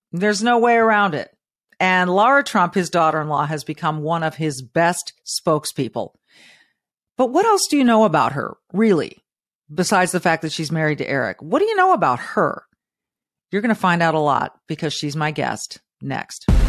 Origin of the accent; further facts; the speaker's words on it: Manhattan Beach, California, United States; I grew up in Manhattan Beach, Southern California